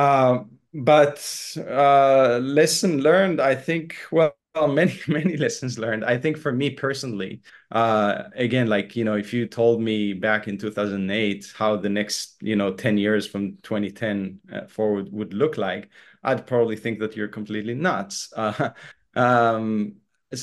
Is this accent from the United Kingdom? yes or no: no; Israel; moved away as an adult; also born or lived in Boston, United States / Los Angeles, United States; I was born and raised in Israel